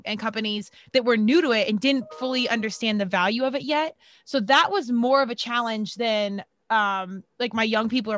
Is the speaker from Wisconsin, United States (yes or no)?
no; Colorado, United States; moved away as an adult; I was from Colorado, went out east to play because there was really nothing competitive at the time in Colorado.